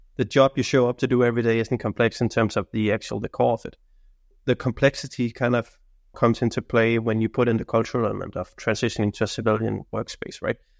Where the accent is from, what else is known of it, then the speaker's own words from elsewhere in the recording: Denmark; now in Sweden; I work in Sweden right now. I'm I'm coming from Denmark